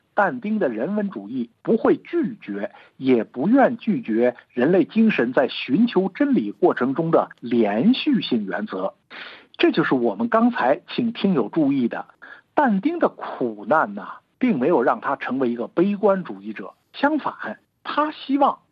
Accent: China; 我们中国人

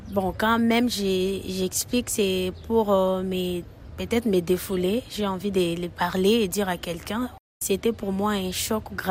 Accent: DR Congo; Ici, chez nous, en RDC

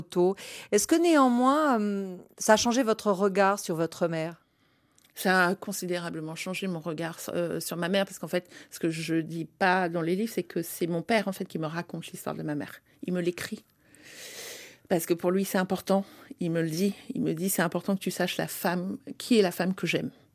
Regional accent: France; also born or lived in Africa; je suis née en Afrique, mais j'ai grandi et j'ai été éduquée en France

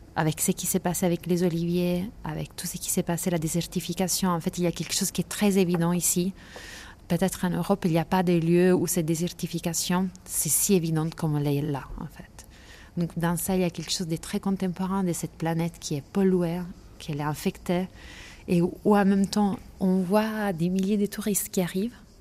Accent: Lecce, Apulia, Italy; moved away as an adult; also born or lived in Paris; je suis née à Lecce dans les Pouilles

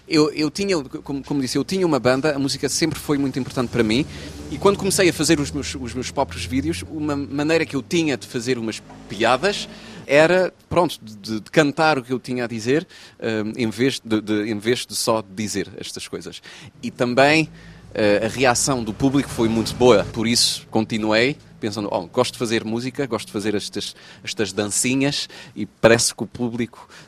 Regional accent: Portugal; ponho-me a chorar porque sou português

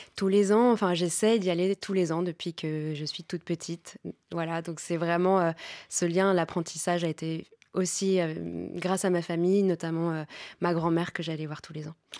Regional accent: Paris, Île-de-France, France; je suis née en France, ma mère est française, mon expérience de vie est française avant tout

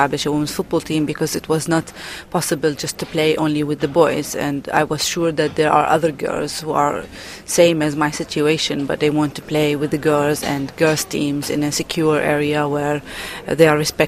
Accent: Palestine; I'm from Palestine

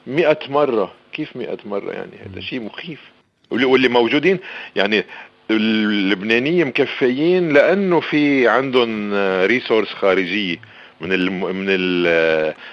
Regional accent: Lebanon

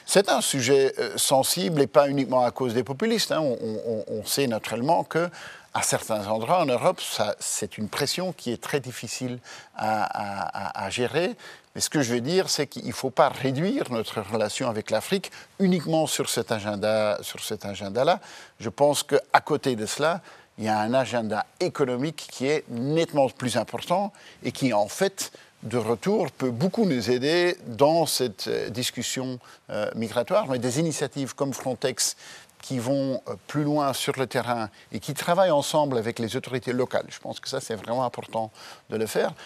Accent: Belgium

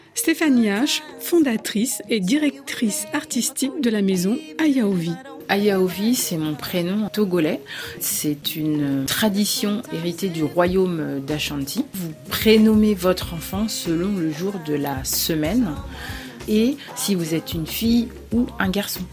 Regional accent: Paris, Île-de-France, France; Je suis née à Paris, mais j'ai gardé ce lien avec euh, mes racines.

